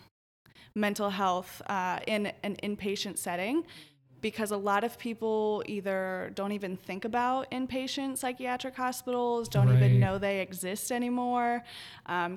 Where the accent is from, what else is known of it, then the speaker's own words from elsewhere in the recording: Southern Ohio, United States; moved away as an adult; also born or lived in Oklahoma / Las Vegas, Nevada / Columbus, Ohio; I grew up in Southern Ohio